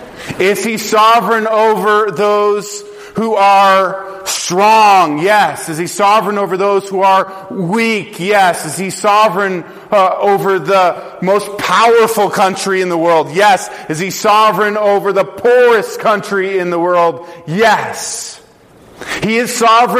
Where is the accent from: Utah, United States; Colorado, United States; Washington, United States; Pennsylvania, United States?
Colorado, United States; I grew up in Colorado